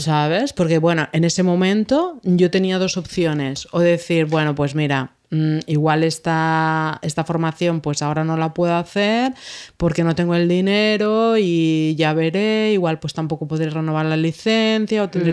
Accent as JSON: {"language": "Spanish", "area": "Menorca", "region": "Balearic Islands", "country": "Spain", "said": "De Menorca"}